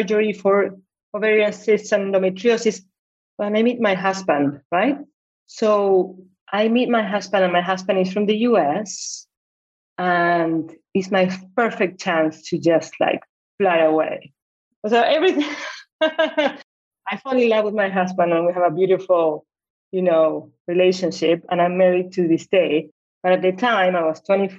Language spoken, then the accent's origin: English; Buenos Aires, Argentina; moved away; I'm originally from Argentina. I live in Buenos Aires, right? My parents get divorced when I was 12.